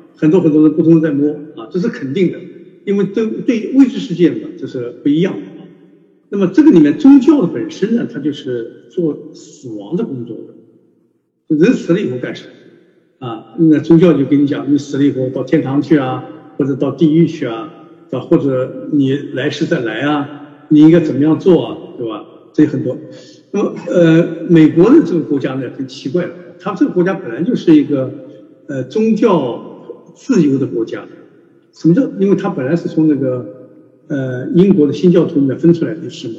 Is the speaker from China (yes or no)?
yes; China; 我们中国人的文化就告诉我们